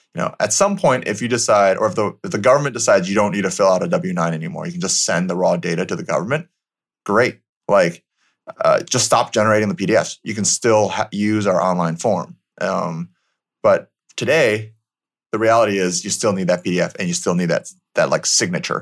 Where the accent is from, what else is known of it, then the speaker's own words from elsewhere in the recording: Michigan, United States; moved away; I grew up in Michigan, so middle of America